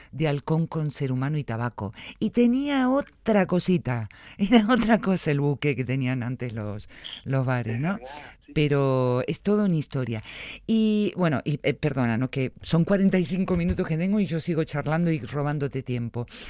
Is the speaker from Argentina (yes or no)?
yes; Buenos Aires, Argentina; now in Vitoria, Spain; Yo ya me siento mitad porteña y mitad vitoriana